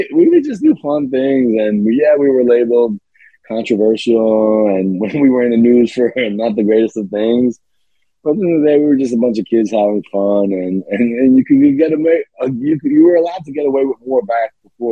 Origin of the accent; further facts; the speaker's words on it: New York City, New York, United States; I'm from Staten Island, and Staten Island is a lot of things. But it's a borough in New York City